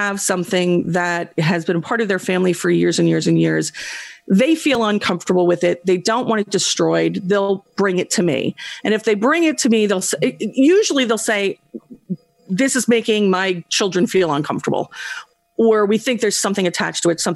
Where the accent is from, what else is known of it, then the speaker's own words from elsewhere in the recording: New Jersey, United States; I was from North Jersey